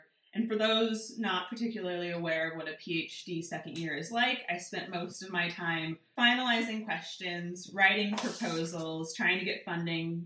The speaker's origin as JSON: {"language": "English", "region": "Washington", "country": "United States", "tie": "born or raised there", "moved": "yes", "said": "So I was born and raised in Washington State. I grew up in the shadow of the Olympic Mountains, so the west side of the state"}